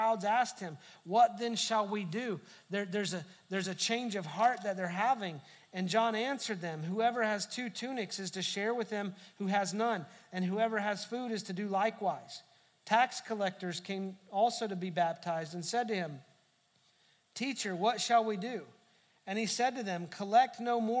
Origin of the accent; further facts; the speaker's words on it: United States; also born or lived in Texas; just because we're American doesn't mean we're Christians. Just because we live in Texas doesn't mean we're Christians